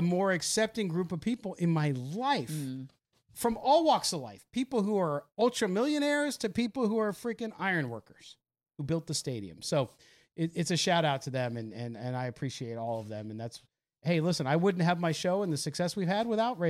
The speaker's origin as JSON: {"language": "English", "town": "San Diego", "region": "California", "country": "United States", "tie": "born or raised there", "also_born_or_lived": "Las Vegas", "said": "I went to college and I grew up in San Diego, but hence the Charger issue."}